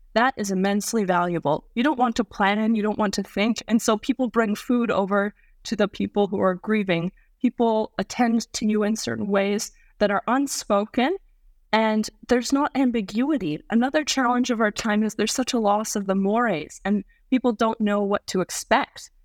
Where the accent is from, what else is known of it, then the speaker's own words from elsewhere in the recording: Canada; Being a Canadian